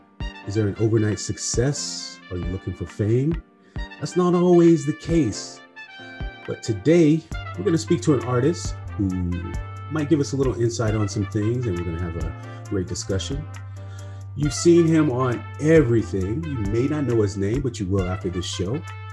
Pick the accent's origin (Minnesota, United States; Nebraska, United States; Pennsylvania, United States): Pennsylvania, United States; Monroeville; I grew up right outside the Pittsburgh area too, in Monroeville.